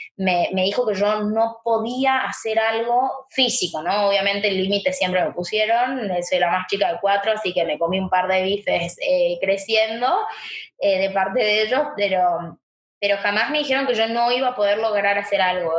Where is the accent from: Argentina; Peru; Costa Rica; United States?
Argentina; Chaco; now in Buenos Aires, Argentina; mis viejos me trajeron acá a Buenos Aires, yo soy de Chaco